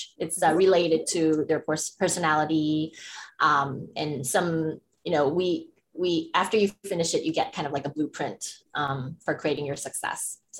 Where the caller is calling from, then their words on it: Bangkok, Thailand; I'm calling from Bangkok, Thailand.